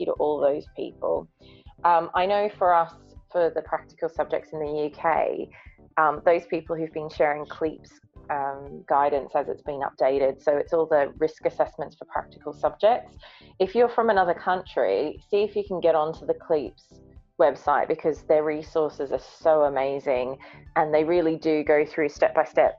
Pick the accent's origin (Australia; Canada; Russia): Australia; Brisbane, Queensland; moved away; I'm from Brisbane, where winter is actually warmer than our summer sometimes.